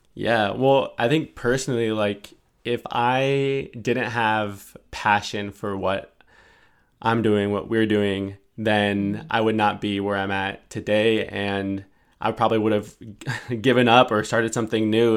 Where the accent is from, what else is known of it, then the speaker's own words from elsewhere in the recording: San Francisco, California, United States; me growing up in San Francisco